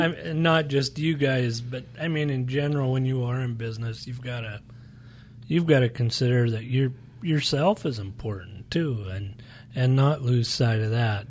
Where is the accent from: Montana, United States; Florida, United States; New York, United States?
Montana, United States; moved away as an adult; now in Phoenix, United States; we're from Montana